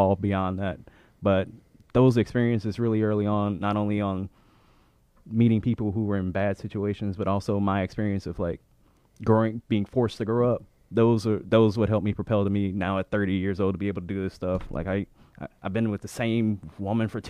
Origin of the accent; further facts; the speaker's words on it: St. Louis, Missouri, United States; now in Boston, United States; I'm originally from St. Louis